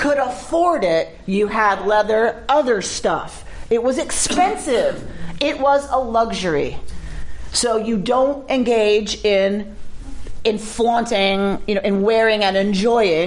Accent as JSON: {"language": "English", "town": "Atlanta", "region": "Georgia", "country": "United States", "tie": "born or raised there", "said": "I grew up in Atlanta"}